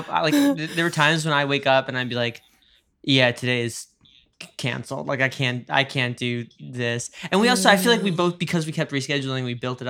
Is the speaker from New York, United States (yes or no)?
yes; New York, United States; I'm from New York